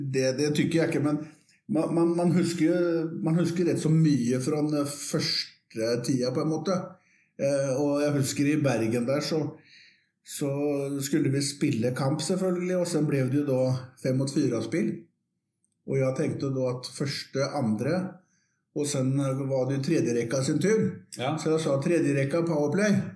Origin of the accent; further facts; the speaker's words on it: Västervik, Kalmar County, Sweden; moved away as an adult; now in Oslo, Norway; liten by som heter Vestvik, som ligger 25 mil nedenfor Småland, på østkysten